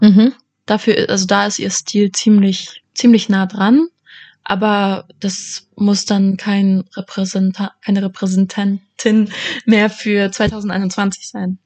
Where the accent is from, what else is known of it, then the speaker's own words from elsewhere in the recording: Leipzig, Saxony, Germany; moved away as an adult; now in Vienna, Austria; Ich war das erste Mal gestern in meiner Heimatstadt